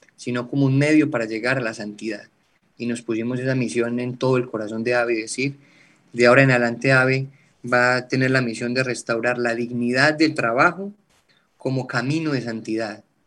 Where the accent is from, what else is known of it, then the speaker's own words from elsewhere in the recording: eastern Antioquia, Colombia; now in Bucaramanga, Colombia; Vengo de un pueblo del oriente antioqueño, acá en Colombia, de una familia sencilla, campesina